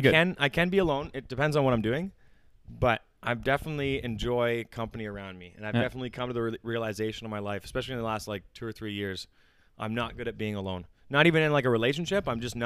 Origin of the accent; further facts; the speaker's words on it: Hamilton, Ontario, Canada; the city I was born in Hamilton. I was born and raised in Hamilton